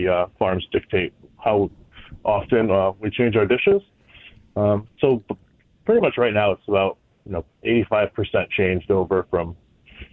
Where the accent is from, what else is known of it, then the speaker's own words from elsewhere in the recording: the Valley, Connecticut, United States; I currently live in Avon, so I'm right down the road from work, which is nice. I've been here pretty much the Valley my whole life.